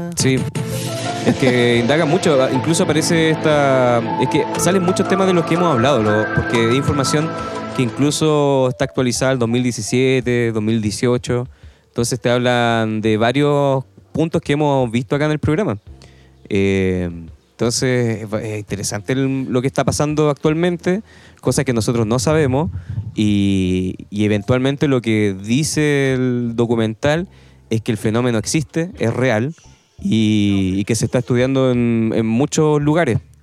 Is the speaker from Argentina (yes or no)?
no; Chile; Nosotros como chilenos